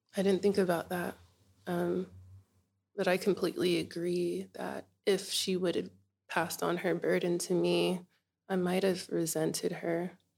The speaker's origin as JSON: {"language": "English", "town": "Inglewood", "region": "California", "country": "United States", "tie": "born or raised there", "moved": "as an adult", "lives_now": "Bunbury, Australia", "said": "I was born in Inglewood, California"}